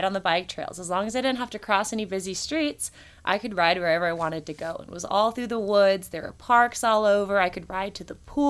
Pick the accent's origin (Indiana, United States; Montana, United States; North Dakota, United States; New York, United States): Indiana, United States; I'm from Indiana, which is why I just said hi, y'all